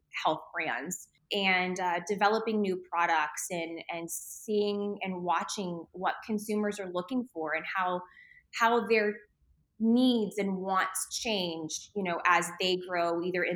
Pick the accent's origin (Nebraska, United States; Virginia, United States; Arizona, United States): Arizona, United States; Phoenix; I grew up in Phoenix since I was three. So this is most definitely my home